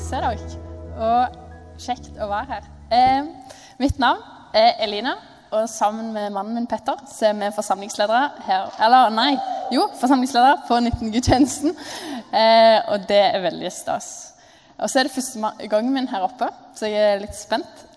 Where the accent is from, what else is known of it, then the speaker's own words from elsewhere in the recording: Jørpeland, Rogaland, Norway; moved away; jeg kom fra Jørpeland, eh, som er ut fra mine øyne verdens fineste plass. Det ligger eh, på innsida av Stavanger. Og hvis dere bor på Preikestolen, så er det et kvarter derfra.